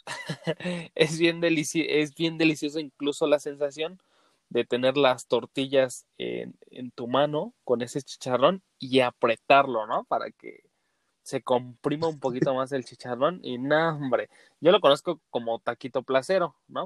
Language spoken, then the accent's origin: Spanish; Mexico; como buen mexicano